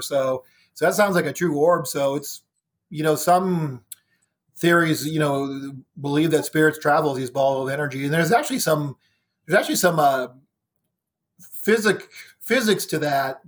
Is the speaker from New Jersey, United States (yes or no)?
no; Ohio, United States; moved away as an adult; now in Virginia, United States; I was living in Ohio, born and raised in Ohio. I moved to Virginia in two thousand nine